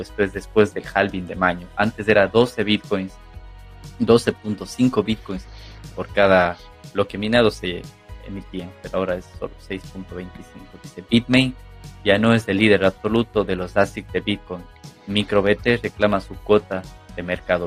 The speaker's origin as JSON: {"language": "Spanish", "country": "Ecuador", "said": "José y yo somos de Ecuador"}